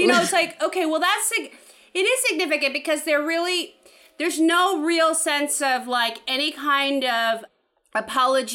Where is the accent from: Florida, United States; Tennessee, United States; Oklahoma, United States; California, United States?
California, United States; San Francisco; I grew up in San Francisco